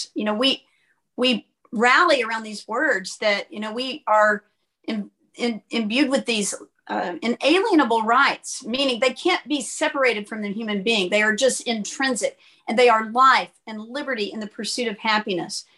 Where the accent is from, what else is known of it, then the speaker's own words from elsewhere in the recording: Fort Worth, Texas, United States; Grew up in the Fort Worth area